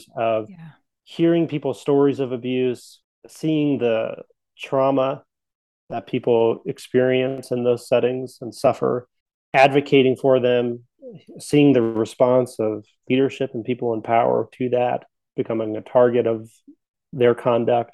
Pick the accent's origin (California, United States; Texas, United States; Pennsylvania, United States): Pennsylvania, United States; coal region of; I grew up in Pennsylvania. So the coal region of Pennsylvania, mountains of Pennsylvania.